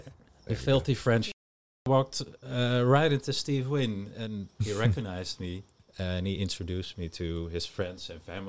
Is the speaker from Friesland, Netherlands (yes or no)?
no; Amsterdam, North Holland, Netherlands; Since I'm originally from Amsterdam.